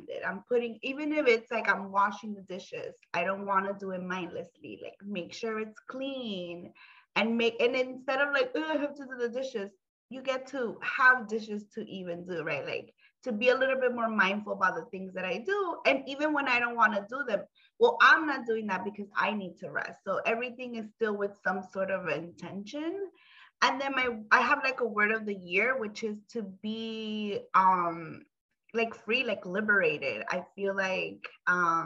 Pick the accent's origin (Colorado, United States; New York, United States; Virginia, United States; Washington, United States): New York, United States; New York City; also born or lived in Honduras (ancestry); I'm from the Bronx, you know, BX all day